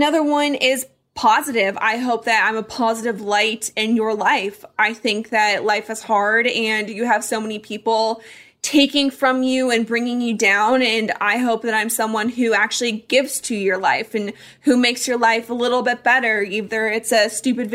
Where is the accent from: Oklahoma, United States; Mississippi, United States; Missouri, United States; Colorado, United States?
Colorado, United States; now in Arizona, United States; I grew up in Colorado. That's home for me.